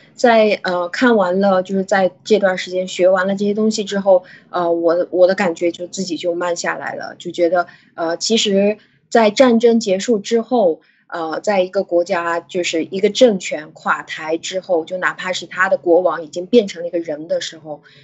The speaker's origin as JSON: {"language": "Chinese", "country": "China", "said": "我们中国人"}